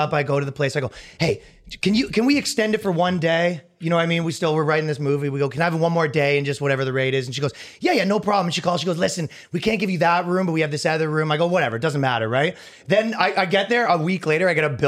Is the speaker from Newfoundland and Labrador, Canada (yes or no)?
no; Ajax, Ontario, Canada; moved away; I'm from Ajax, which is outside of Toronto.